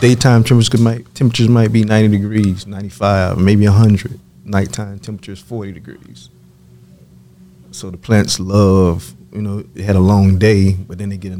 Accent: the South, United States; now in Oregon, United States; I grew up in the South and I never, my first time in the West Coast was then.

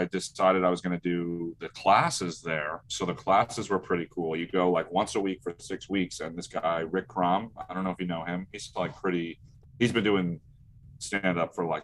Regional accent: Brick, New Jersey, United States; I'm from Brick, New Jersey

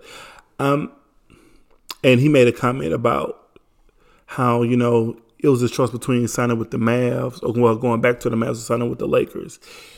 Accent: Houston, Texas, United States; I'm from Houston

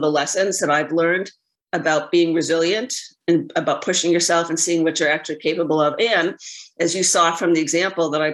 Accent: Boston, Massachusetts, United States; moved away as an adult; now in California, United States; I'm from Boston.

